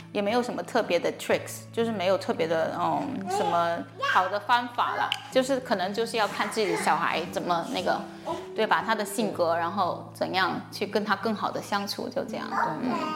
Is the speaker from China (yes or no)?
yes; China; moved away as an adult; also born or lived in Florida, United States / Illinois, United States; 我从小在国内长大，然后二十来岁的时候去美国读书